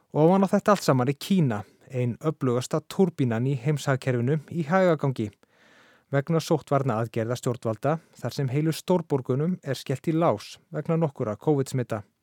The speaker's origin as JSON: {"language": "Icelandic", "country": "Iceland", "said": "við Íslendingar"}